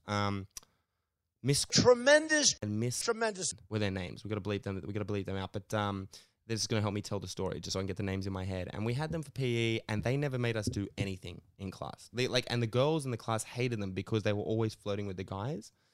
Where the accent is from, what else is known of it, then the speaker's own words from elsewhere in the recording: Sydney, New South Wales, Australia; I grew up in Sydney